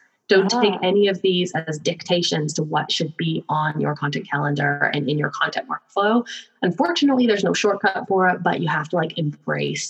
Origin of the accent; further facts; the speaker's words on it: Victoria, British Columbia, Canada; I'm from Victoria, BC, up in Canada